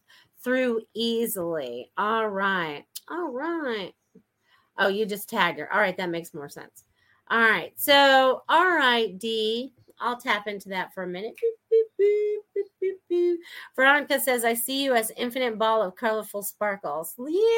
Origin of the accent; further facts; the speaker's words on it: New England, United States; me growing up in New England